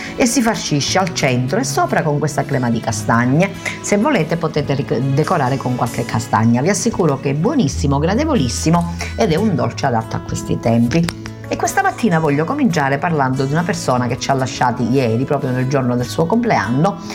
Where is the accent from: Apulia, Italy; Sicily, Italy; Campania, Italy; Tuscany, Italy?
Sicily, Italy; Cammarata; now in San Giovanni, Italy; da buona siciliana, da buona cammaratese che vive a San Giovanni